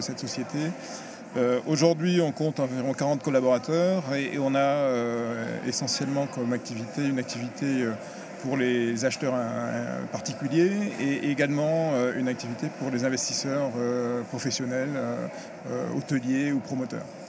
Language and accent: French; France; je suis français